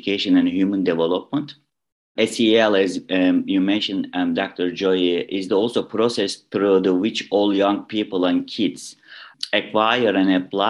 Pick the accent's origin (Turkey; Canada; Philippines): Turkey; Istanbul; English is a second language; moved away as an adult; also born or lived in Ohio, United States; now in Illinois, United States; I was born in Istanbul, Turkey. I moved to United States 2010 to complete my English language program.